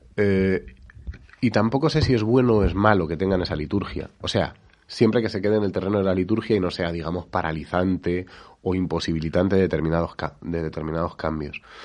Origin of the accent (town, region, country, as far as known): Spain